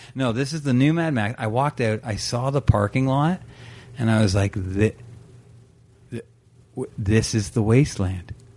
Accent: Brampton, Ontario, Canada; I grew up in Brampton

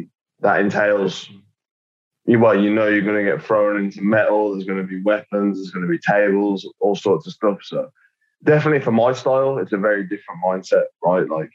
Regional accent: United Kingdom; I am British

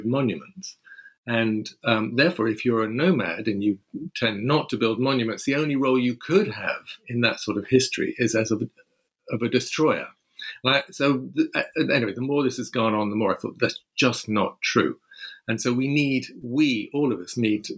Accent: London, United Kingdom; I'm a Londoner. I was born in London.

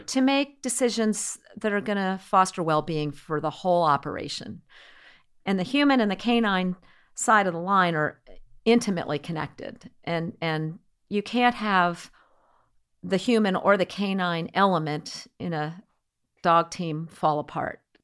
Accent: New England, United States; I am from New England

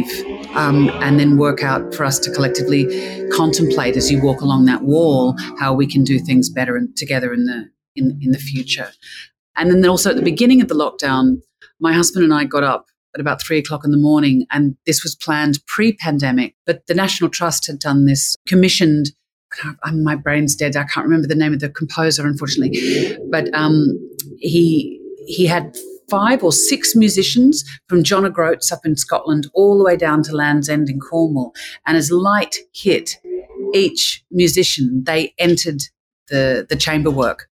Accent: Australia; being Australian, you know, I come from a very non-hierarchical way of filmmaking

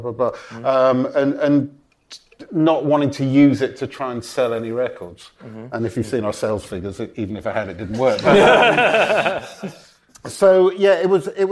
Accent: Welsh, Wales, United Kingdom; also born or lived in Los Angeles; I'm Welsh, we're both Welsh

